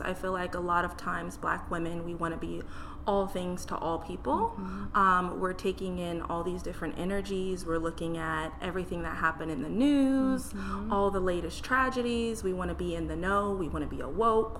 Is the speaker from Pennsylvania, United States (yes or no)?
no; Burien, Washington, United States; I grew up in Berrien, and my mom was trying to find a therapist for me to see. And all throughout King County